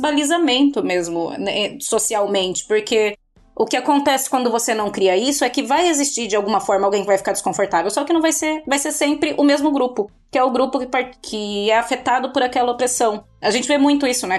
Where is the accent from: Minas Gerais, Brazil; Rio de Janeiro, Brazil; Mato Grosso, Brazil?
Mato Grosso, Brazil; Cuiabá; moved away as an adult; now in Portugal; sou cuiabana, mas hoje vivo em Portugal na verdade, já vivo aqui há cinco anos